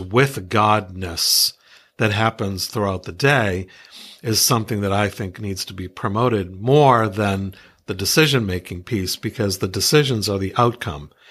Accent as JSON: {"language": "English", "region": "New England", "country": "United States", "tie": "born or raised there", "also_born_or_lived": "Iowa", "said": "I grew up here in New England"}